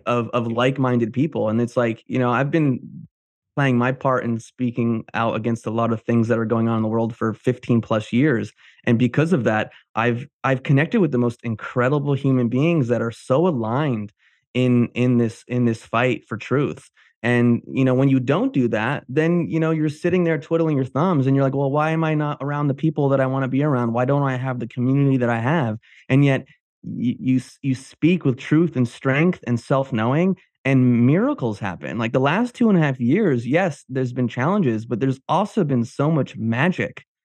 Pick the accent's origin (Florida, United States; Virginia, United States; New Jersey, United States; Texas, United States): New Jersey, United States; I grew up in the diner business, my dad had a diner in New Jersey